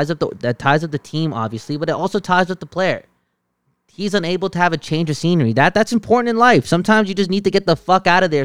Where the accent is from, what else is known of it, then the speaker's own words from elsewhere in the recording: Vancouver, British Columbia, Canada; I'm from the West Coast and this is the city that I'm from